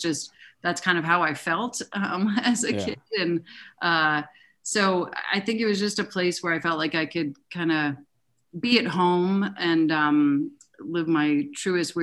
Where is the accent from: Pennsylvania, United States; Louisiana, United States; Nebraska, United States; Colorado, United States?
Colorado, United States; Denver; I grew up in Denver